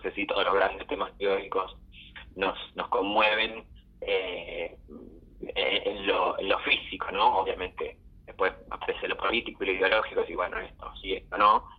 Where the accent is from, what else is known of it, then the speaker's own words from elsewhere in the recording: Caseros, Buenos Aires Province, Argentina; moved away as an adult; now in Buenos Aires, Argentina; Soy bonaerense, soy de Caseros